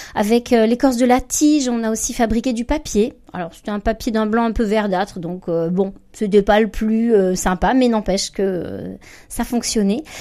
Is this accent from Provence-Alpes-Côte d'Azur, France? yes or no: yes; Provence-Alpes-Côte d'Azur, France; alors moi je suis provençale